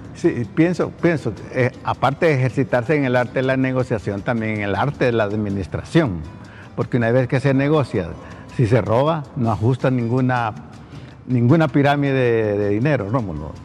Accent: Honduras; acá en mi país

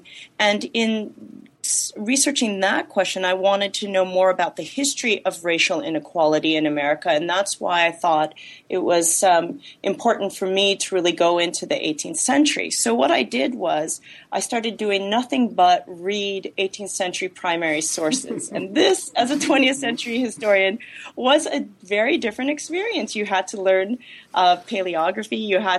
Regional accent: Los Angeles, California, United States; Well, I was born and raised in Los Angeles

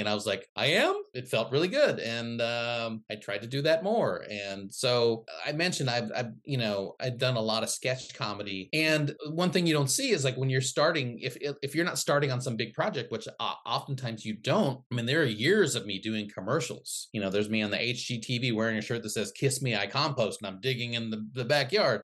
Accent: Midwest, United States; also born or lived in Philippines; I grew up in the Midwest.

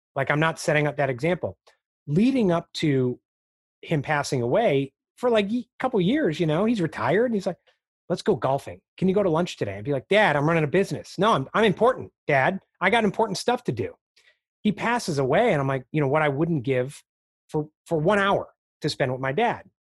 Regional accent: Chicago, Illinois, United States; I grew up in Chicago, the Chicago area

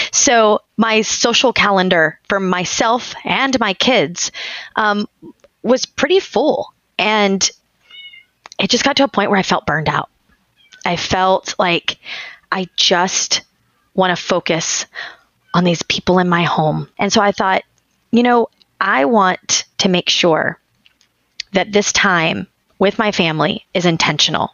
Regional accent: Texas, United States; now in Tampa, United States; I'm from Texas

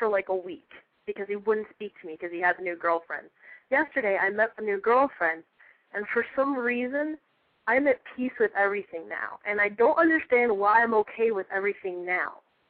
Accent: Cape Coral, Florida, United States; I'm 17, and I hail from Cape Coral, Florida.

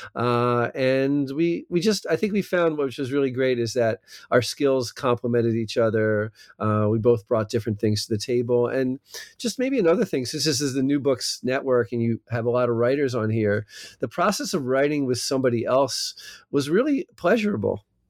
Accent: New Jersey, United States; accent: American, maybe not a New Jersey accent; moved away as an adult; also born or lived in California; now in Israel; I'm from South Jersey

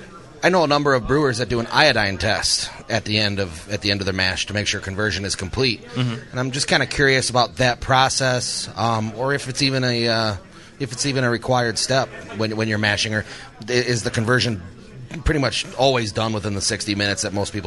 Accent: Chicagoland area, Illinois, United States; I'm from the Chicagoland area.

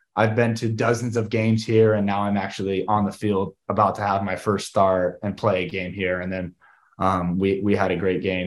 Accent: Southern California, United States; growing up in Southern California

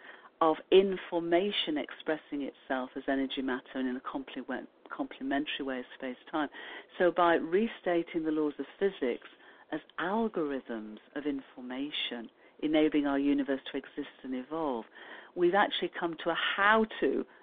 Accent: United Kingdom; I mean, I'm not using the royal we just because I'm British.

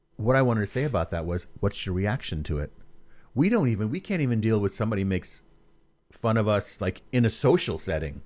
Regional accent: New York City, New York, United States; moved away; I'm from New York also originally

